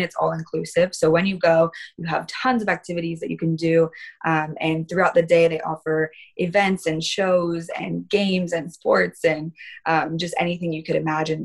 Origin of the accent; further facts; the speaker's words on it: California, United States; I'm from California. This is where I'm born and raised